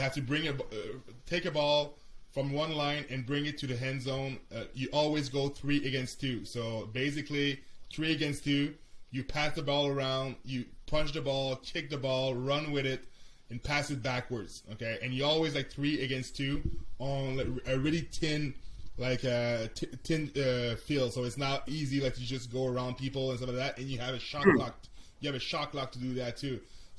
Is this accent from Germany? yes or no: no; Canada; like I'm Canadian so I see the sports differently